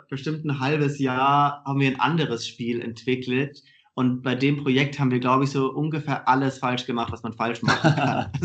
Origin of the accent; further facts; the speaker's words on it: Stuttgart, Baden-Württemberg, Germany; Ähm, ich komme komm aus Stuttgart, also eigentlich aus einer ähnlichen Gegend wie, wie du.